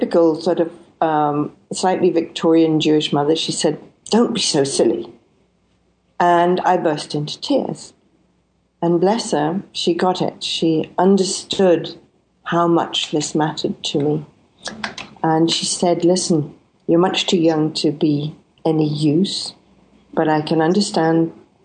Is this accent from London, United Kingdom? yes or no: no; Scotland, United Kingdom; I was born in Scotland